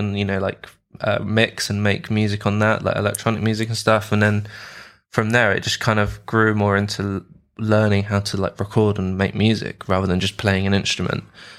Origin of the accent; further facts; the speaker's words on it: London, United Kingdom; now in Edinburgh, United Kingdom; So I was born in London, mm-hmm. UK, and raised in London as well. And currently now I'm in Edinburgh in Scotland.